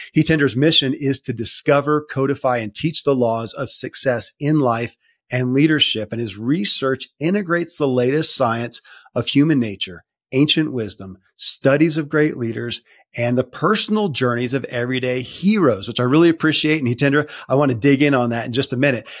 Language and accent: English; Kentucky, United States; born or raised there